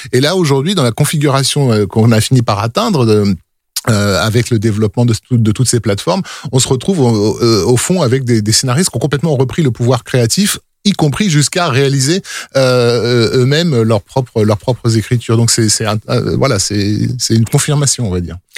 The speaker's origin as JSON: {"language": "French", "country": "France", "said": "on est français, donc on entend du français"}